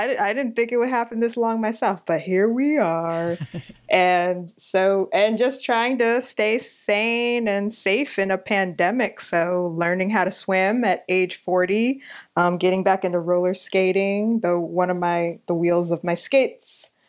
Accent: New York City, New York, United States; I am born and raised in New York City, partially Long Island for the first 8 years, and then transient being of Queens for the next 30 semi years.

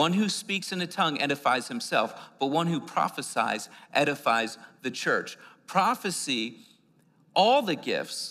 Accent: Northeast, United States; now in New Mexico, United States; I was being like from the Northeast

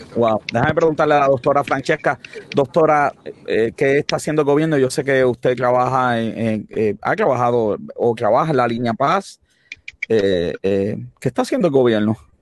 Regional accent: Puerto Rico; nos debe preocupar como puertorriqueños

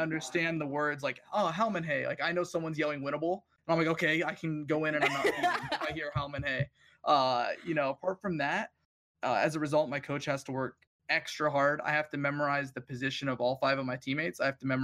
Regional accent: United States; we're so self-absorbed as a country in America

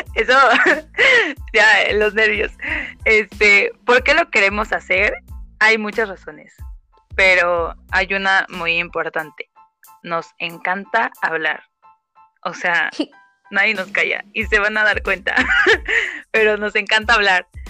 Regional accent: Oaxaca, Mexico; soy oaxaqueña, 100%, más oaxaqueña que la tlayuda

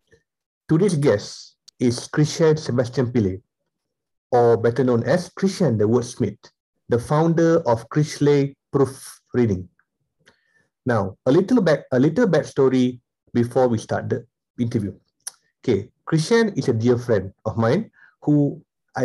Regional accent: Malaysia; growing up myself as an Indian in Malaysia, we've gone through severe discrimination here

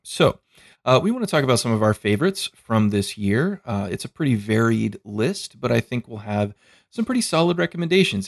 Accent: United States; I'm an American

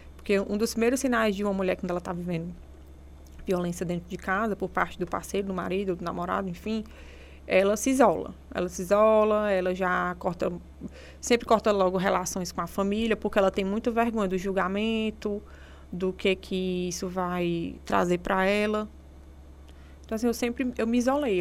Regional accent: Serra da Ibiapaba, interior of Ceará, Brazil; moved away; Sou do interior do, de, de, do Ceará, da Serra da Ibiapaba

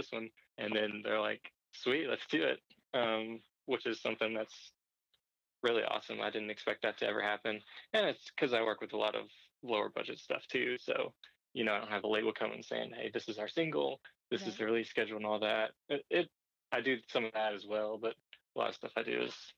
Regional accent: Murfreesboro, Tennessee, United States; also born or lived in Nashville; I'm from Nashville. I'm from Murfreesboro

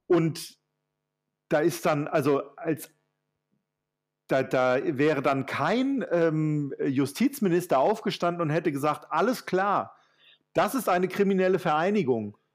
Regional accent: Germany; ich selbst auch als Deutscher

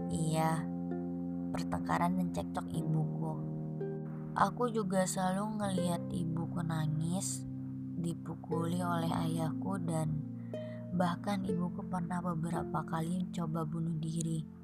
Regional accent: Malang, East Java, Indonesia; Aku anak Malang yang punya rumah rusak dan gak aman buat aku.

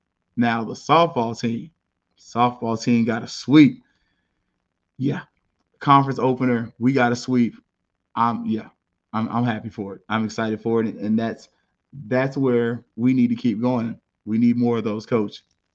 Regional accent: Tallahassee, Florida, United States; my hometown of Tallahassee.

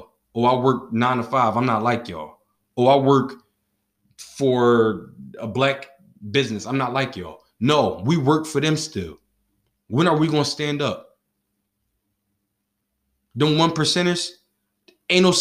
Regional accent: Philadelphia, Pennsylvania, United States; I'm from Philadelphia

